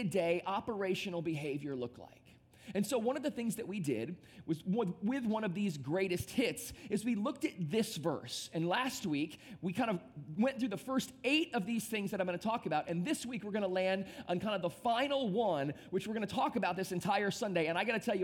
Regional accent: Temperance, Michigan, United States; now in South Florida, United States; I grew up in a small town in the state of Michigan

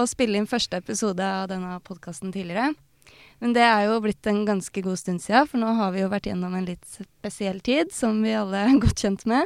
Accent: Tønsberg, Vestfold, Norway; Jeg er også fra Tønsberg.

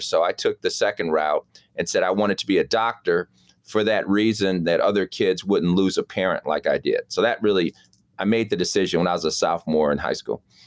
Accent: Chicago, Illinois, United States; I grew up in Lake Meadows

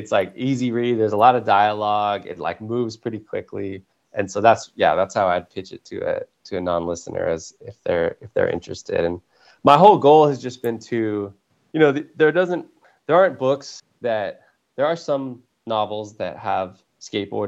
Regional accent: Napa, California, United States; moved away as an adult; also born or lived in San Diego / San Francisco; I grew up in Napa

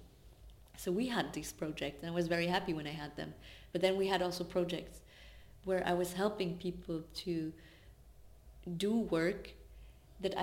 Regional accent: Swabia, Baden-Württemberg, Germany; I grew up in Swabia, which is a state in Germany that is known for being very resource oriented

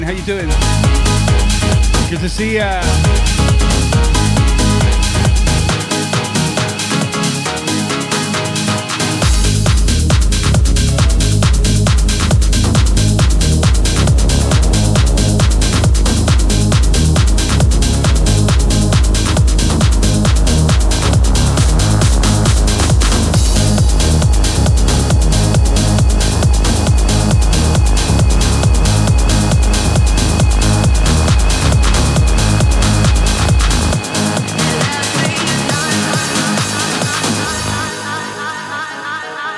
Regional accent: Southampton, South East England, United Kingdom; my hometown of Southampton, UK

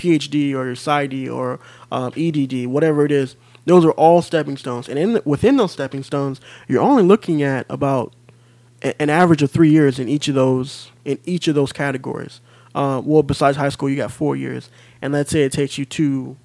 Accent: Midwest, United States; moved away as an adult; now in California, United States; I'm originally from the Midwest.

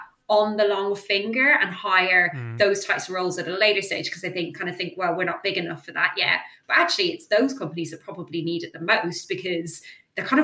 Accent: Ireland; I'm Irish

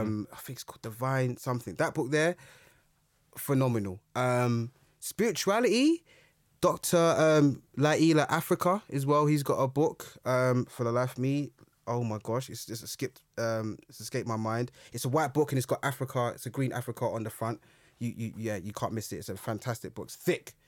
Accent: London, United Kingdom; when I grew up, I grew up in Brixton

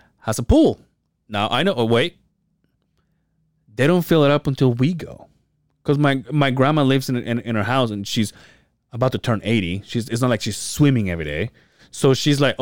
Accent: Mexico; born or raised there; now in United States

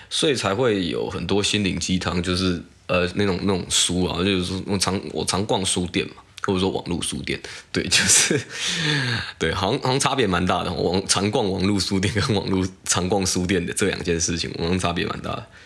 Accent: Taiwan; 我台湾人

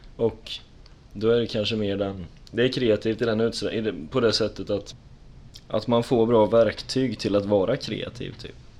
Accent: Tranås, Jönköping County, Sweden; moved away as an adult; now in Linköping, Sweden; jag kommer från Tranås härifrån

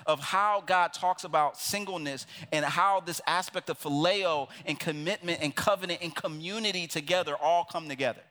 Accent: Philadelphia, Pennsylvania, United States; I'm from Philadelphia, which literally means city of phileo, of brotherly love

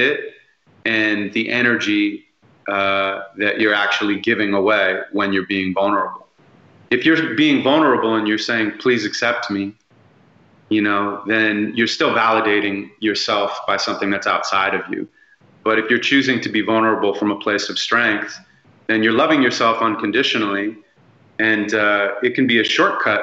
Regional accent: Santa Monica, California, United States; I grew up in Santa Monica

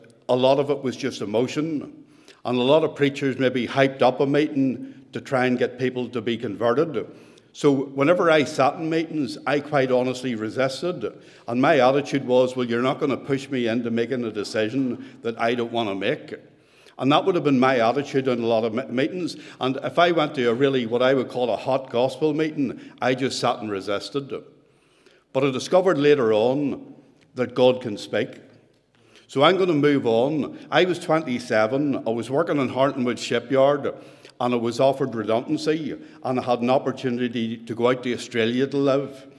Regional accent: Ballygowan, Northern Ireland, United Kingdom; moved away as an adult; now in Banbridge, United Kingdom; I was originally born in a small village called Ballygowan. That's where I grew up

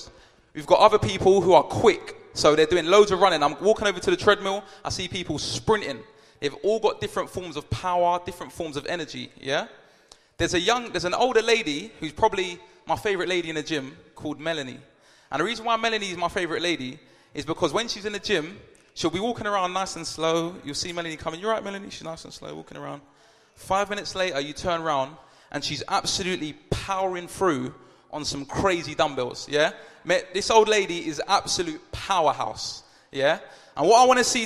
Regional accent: London, United Kingdom; I'm from South London

